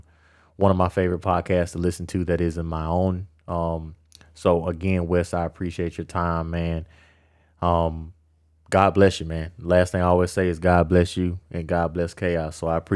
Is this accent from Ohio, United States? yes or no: no; Louisiana, United States; I'm born and raised in Louisiana. I grew up with Wayne all of my life.